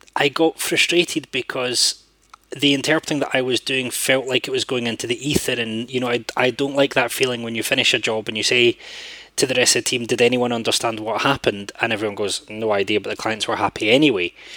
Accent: Scotland, United Kingdom; as a Scottish interpreter

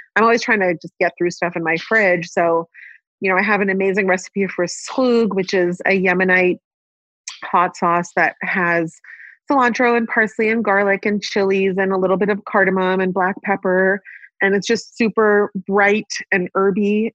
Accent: Palo Alto, California, United States; accent: American; moved away as an adult; now in Israel; I grew up in Palo Alto, California

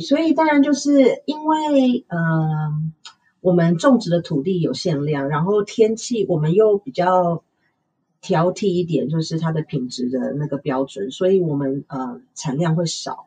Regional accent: Taichung, Taiwan; 因为我们是台中人

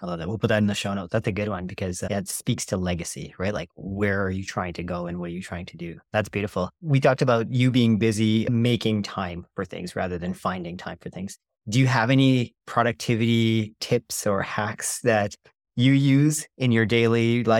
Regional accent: India; In Indian, you're Sri Lankan, I'm Indian.

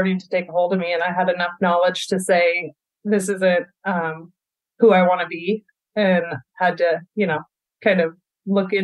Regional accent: Vancouver, Washington, United States; I grew up in Vancouver, Washington, right here, outside of Portland, Oregon, and have spent my whole life here.

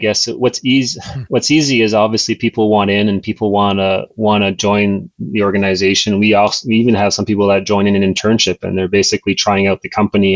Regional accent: New Brunswick, Canada; I grew up in New Brunswick

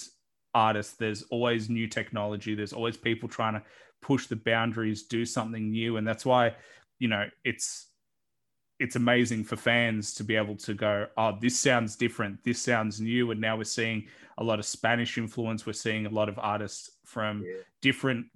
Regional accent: Australia; accent: Australian; I know that's my accent

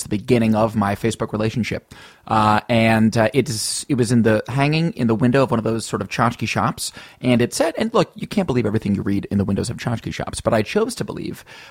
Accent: United States; I'm American

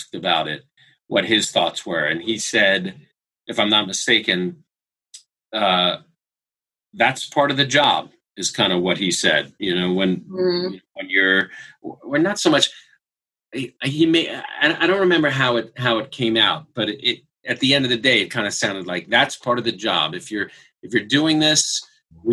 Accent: New York, United States; now in Los Angeles, United States; I grew up in New York

